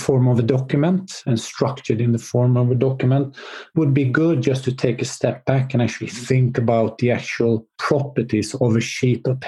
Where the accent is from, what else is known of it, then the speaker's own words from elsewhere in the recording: Sweden; I'm from Sweden.